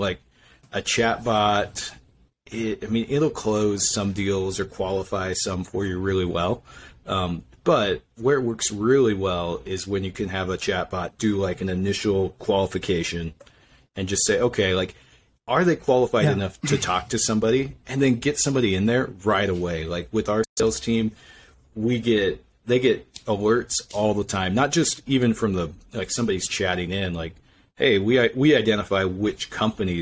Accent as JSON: {"language": "English", "region": "Idaho", "country": "United States", "moved": "as an adult", "lives_now": "Utah, United States", "said": "I'm originally from Idaho, and, I came down here to BYU"}